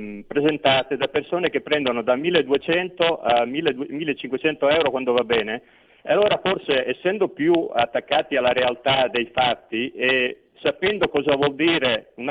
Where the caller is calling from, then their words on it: Veneto, Italy; pronto, ciao, senti … da Veneto.